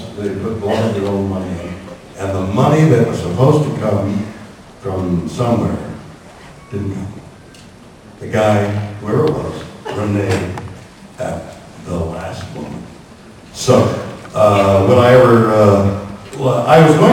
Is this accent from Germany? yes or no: no; Canada; I'm Canadian.